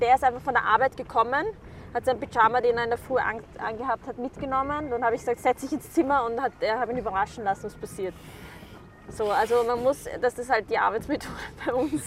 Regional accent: Vienna, Austria; ich komme aus Wien, ursprünglich meine Eltern aus dem Irak

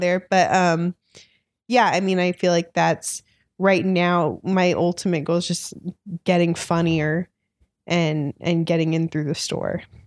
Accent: Orange County, California, United States; also born or lived in Los Angeles, United States; I'm from Orange County, so not too far from here

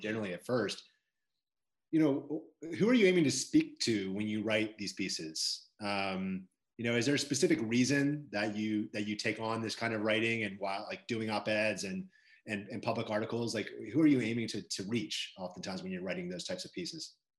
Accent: Maryland, United States; moved away; I'm from Maryland

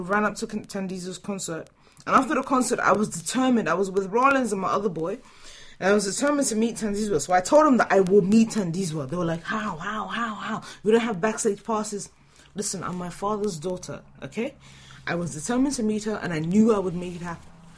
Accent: London, United Kingdom; I'm from London

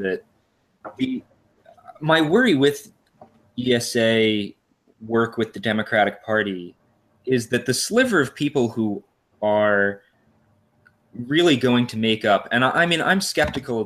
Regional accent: New Jersey, United States; I'm from New Jersey

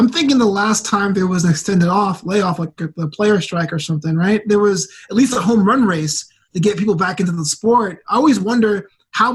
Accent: New York City, New York, United States; I'm actually born and raised in Brooklyn.

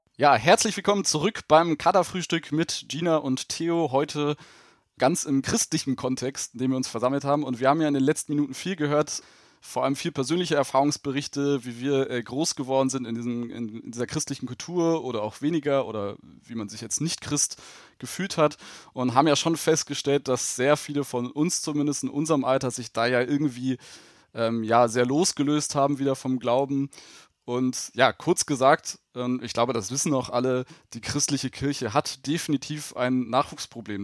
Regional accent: Germany; bei uns in Deutschland

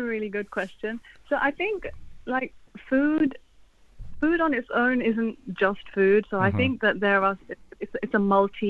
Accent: Pakistan; But being Pakistani myself, obviously my affinity is more towards my own food

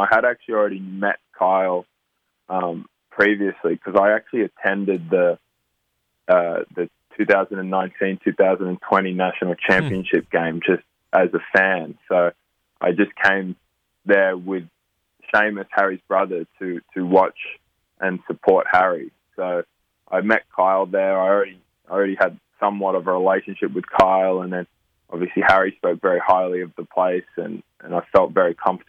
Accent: Australia; now in United States; Yeah, no, it's a great place to grow up. I have an amazing family who gave me, you know, an awesome

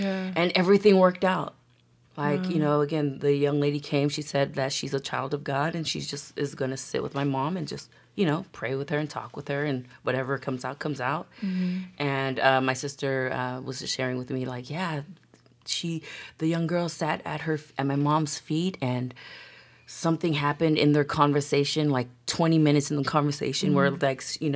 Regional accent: United States; Born and raised in America

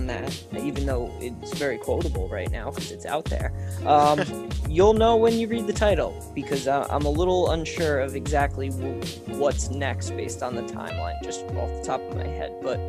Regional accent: near Paramus, New Jersey, United States; born or raised there

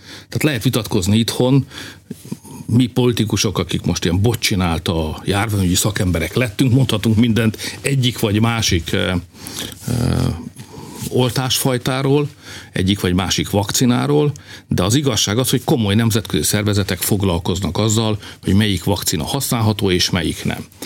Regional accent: Hungary; Mi itt élünk, magyarok vagyunk

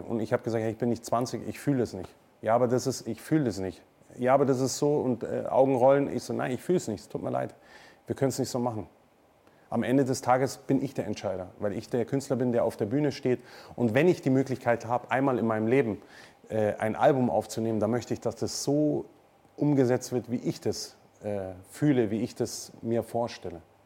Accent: Munich, Bavaria, Germany; accent: Münchnerisch, Bayerisch; also born or lived in Neuburg an der Donau; Ich würde sagen, München ist meine Heimat

